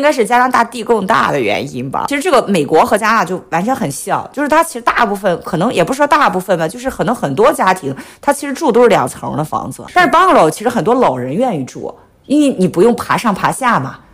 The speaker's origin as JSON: {"language": "Chinese", "country": "China", "said": "和我们中国人的这个分区概念不一样"}